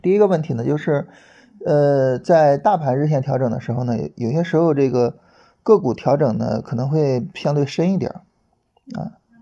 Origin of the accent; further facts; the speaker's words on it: Shandong, China; now in Beijing, China; 我是山东人啊 然后现在在北京生活